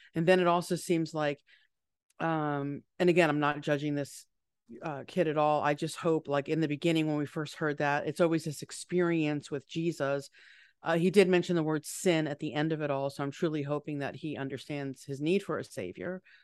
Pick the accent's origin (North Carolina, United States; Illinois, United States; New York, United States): New York, United States; being a New Yorker